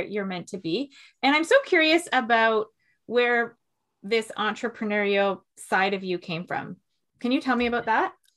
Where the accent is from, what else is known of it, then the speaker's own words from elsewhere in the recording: Toronto, Ontario, Canada; I'm from Toronto